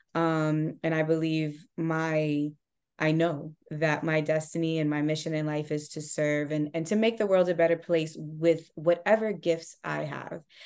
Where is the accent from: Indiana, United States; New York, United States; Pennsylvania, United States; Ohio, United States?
New York, United States; Rockland County; also born or lived in Brooklyn, New York / Miami, Florida / Haiti (family origin); So, I am from Rockland County, New York. I'm a Rockland County native.